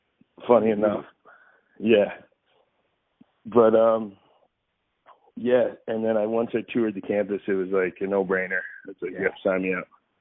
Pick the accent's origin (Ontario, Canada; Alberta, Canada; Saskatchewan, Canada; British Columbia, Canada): Ontario, Canada; Kitchener; It's kind of cool to look above myself and, before myself and see who all came.